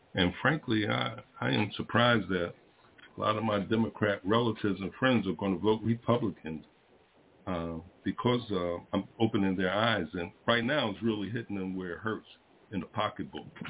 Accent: Philadelphia, Pennsylvania, United States; moved away; I'm from Philadelphia, and every time I go there, you know, I grew up there, I was born there

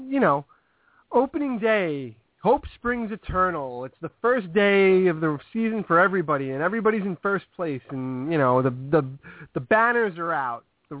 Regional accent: New York, United States; Look, I'm a New Yorker

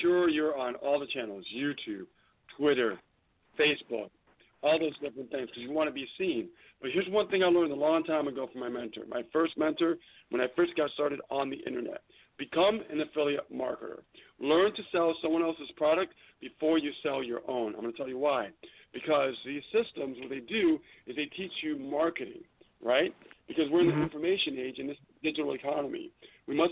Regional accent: Western Massachusetts, United States; also born or lived in New York City; I was born in New York City, and I'm from New England, Western Massachusetts.

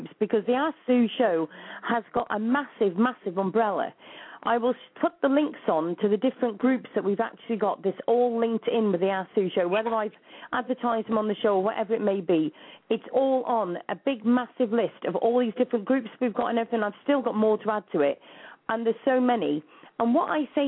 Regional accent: United Kingdom; the UK, so it's not even in my home country

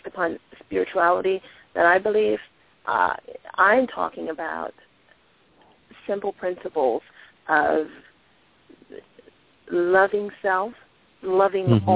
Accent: Washington, District of Columbia, United States; I grew up in Washington, D.C.

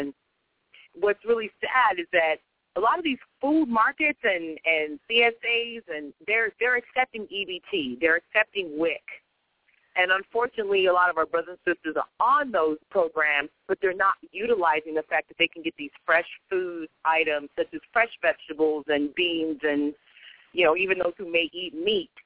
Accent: California, United States; moved away as an adult; now in New York, United States; I'm originally from California.

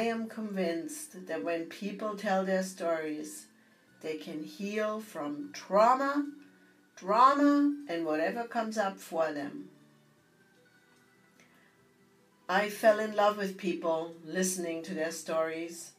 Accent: Bavaria, Germany; moved away; growing up in Bavaria

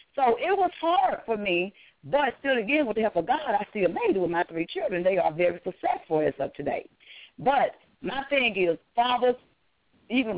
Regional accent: Arkansas, United States; now in Atlanta, United States; I'm originally from Arkansas, and now I'm here

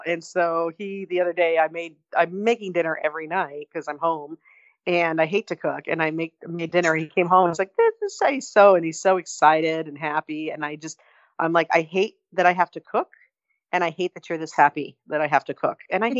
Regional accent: Barstow, California, United States; A lot of meth going on in my hometown, I'll just say that.

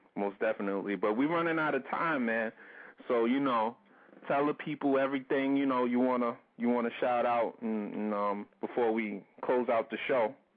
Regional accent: New York area, United States; we're from New York. We're from the New York area

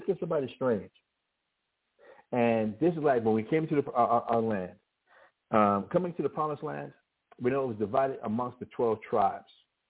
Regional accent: Albuquerque, New Mexico, United States; I can be from Albuquerque, New Mexico, I grew up in Albuquerque, New Mexico. I'm an American, but I happen to be a New Mexican. I happen to be an Albuquerquean.

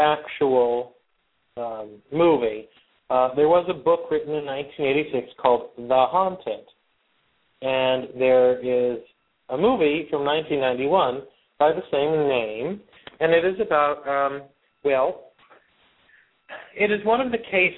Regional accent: West Pittston, Pennsylvania, United States; The house is in West Pittston, Pennsylvania, my hometown.

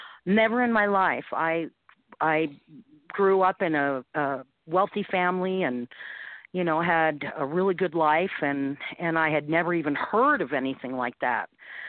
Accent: St. Louis, Missouri, United States; moved away as an adult; now in Utah, United States; Well, I came from St. Louis, Missouri, where I had family there to come and live in Utah

